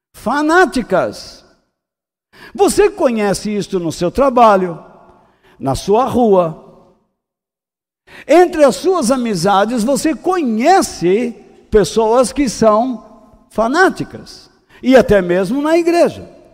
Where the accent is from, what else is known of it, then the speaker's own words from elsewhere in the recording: Brazil; eu sou brasileiro